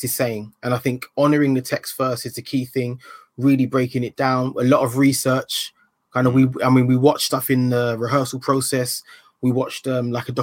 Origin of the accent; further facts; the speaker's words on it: London, United Kingdom; also born or lived in Ilford; when I grew up in Hackney